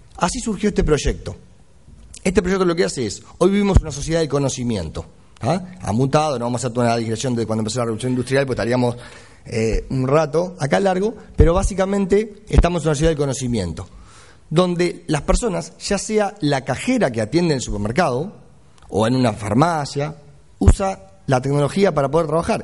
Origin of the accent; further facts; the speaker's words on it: Uruguay; now in Argentina; soy uruguayo, vivo en Argentina hace muchos años, pero tengo que defender al país, soy uruguayo.